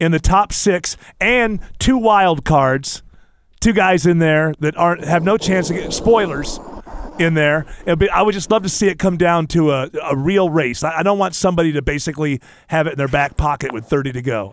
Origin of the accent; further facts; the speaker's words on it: Northeast, United States; moved away; I grew up in the Northeast